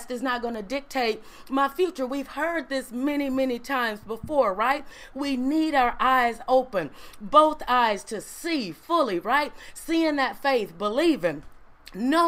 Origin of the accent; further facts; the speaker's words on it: Ruleville, Mississippi, United States; I was born in Ruleville Community Hospital